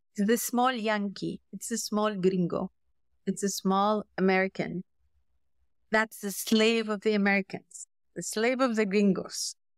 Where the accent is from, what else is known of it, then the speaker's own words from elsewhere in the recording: Syria; I was raised, I was raised in Syria.